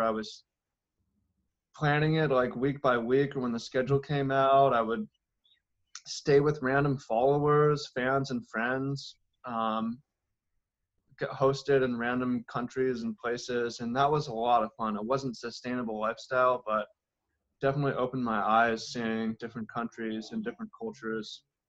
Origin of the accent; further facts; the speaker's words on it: Seattle, Washington, United States; I grew up in Seattle, and it was a bit rough for me